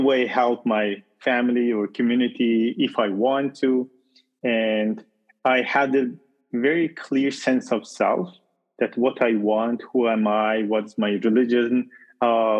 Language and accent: English; Iran; moved away as an adult; also born or lived in Arizona, United States; now in United States; I moved from Iran. I'm originally from Iran, and okay. I moved to US, to Arizona.